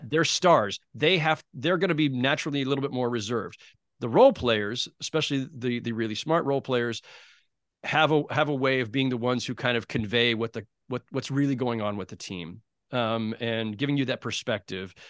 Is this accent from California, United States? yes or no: yes; San Jose, California, United States; moved away as an adult; also born or lived in Los Angeles / New York; as a kid growing up in San Jose, California